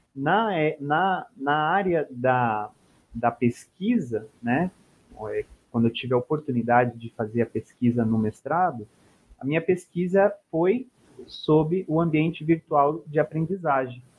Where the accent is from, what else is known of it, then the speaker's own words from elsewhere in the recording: Cuiabá, Mato Grosso, Brazil; eu sou nascido, sou natural de Mato Grosso, de Cuiabá